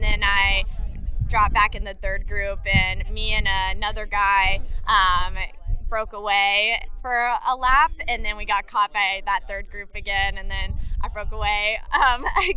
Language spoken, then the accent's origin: English; Pflugerville, Texas, United States; also born or lived in Austin, Texas / Boulder, Colorado; I'm from Pflugerville, Texas